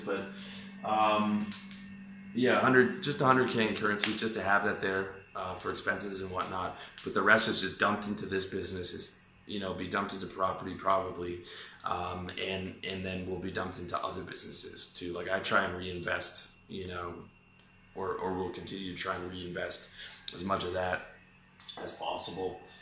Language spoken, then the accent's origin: English; Canada; moved away; also born or lived in Taiwan; I'm Canadian. That's where my passport's from